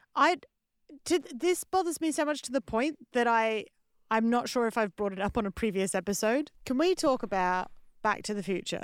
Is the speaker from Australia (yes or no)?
yes; Australia; moved away; I'm Australian comedian, writer, and artist